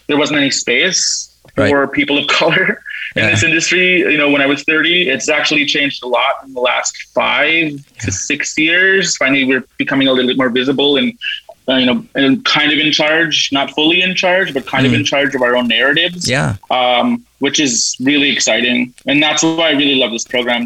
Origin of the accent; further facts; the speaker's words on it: Peguis, Manitoba, Canada; I'm from Treaty One Territory in Pequot, Manitoba